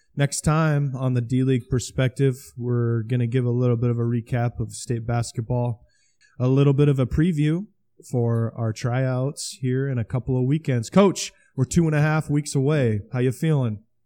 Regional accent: Osmond, Nebraska, United States; my hometown school

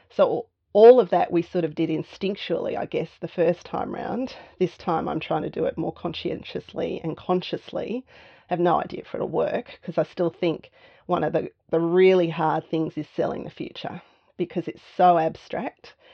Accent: Canberra, Australian Capital Territory, Australia; moved away as an adult; also born or lived in Melbourne; So I grew up in Canberra. So, moving to Melbourne in my early 20s

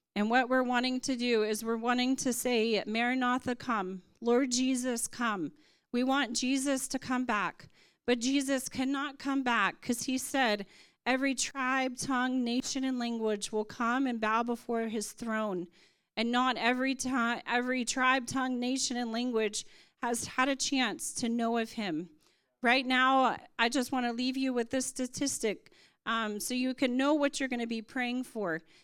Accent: United States; moved away as an adult; now in India; I am from America, but I serve in India and Nepal.

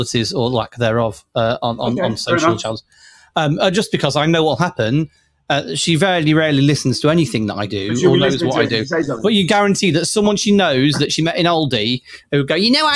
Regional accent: Manchester, North West England, United Kingdom; I hail from Manchester

